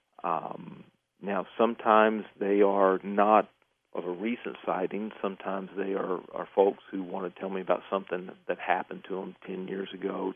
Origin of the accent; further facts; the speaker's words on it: East Texas, United States; I grew up in East Texas